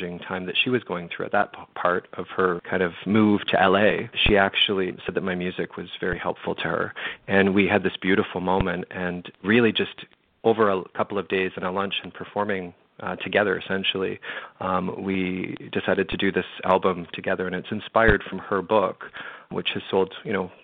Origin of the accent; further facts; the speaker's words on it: London, Ontario, Canada; moved away; my hometown of London, Ontario